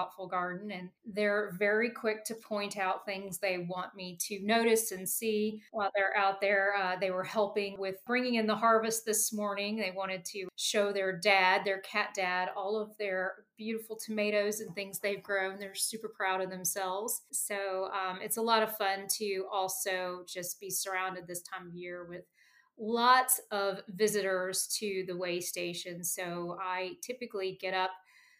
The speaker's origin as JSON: {"language": "English", "region": "the South", "country": "United States", "tie": "born or raised there", "also_born_or_lived": "Cumberland County, Pennsylvania", "moved": "yes", "lives_now": "Pennsylvania, United States", "said": "Growing up in the South and moving to the Arctic Northeast"}